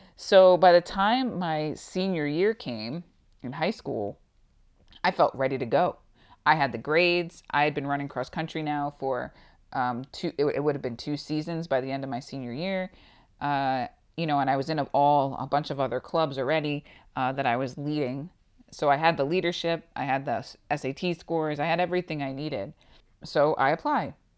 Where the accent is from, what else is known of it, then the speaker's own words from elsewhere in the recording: Long Island, New York, United States; moved away as an adult; now in Tucson, United States; I am originally from New York, actually on Long Island.